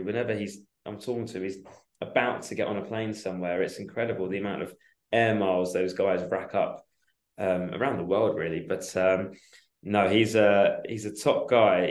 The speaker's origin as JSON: {"language": "English", "town": "Chigwell", "region": "East of England", "country": "United Kingdom", "tie": "born or raised there", "also_born_or_lived": "Portsmouth", "moved": "as an adult", "said": "I grew up in Essex, in Chigwell, in Essex"}